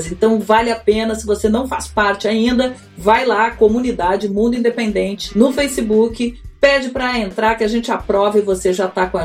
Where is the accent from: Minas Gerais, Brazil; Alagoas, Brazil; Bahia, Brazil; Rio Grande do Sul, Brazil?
Rio Grande do Sul, Brazil; born there; now in Rio de Janeiro, Brazil; eu sou gaúcha, moro no Rio há quase 30 anos já mas nasci lá e as raízes gritam dentro de mim, né, Dani?